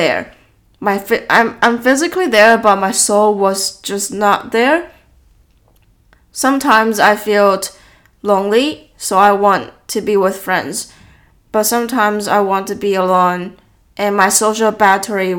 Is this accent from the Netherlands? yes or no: no; Taiwan; born or raised there; English is a second language; moved away as an adult